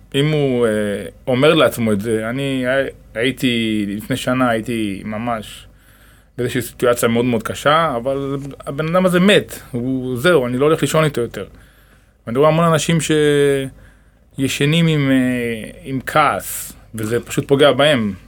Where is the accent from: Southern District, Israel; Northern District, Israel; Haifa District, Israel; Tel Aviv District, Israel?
Southern District, Israel; Dimona; גדלתי ב... בדימונה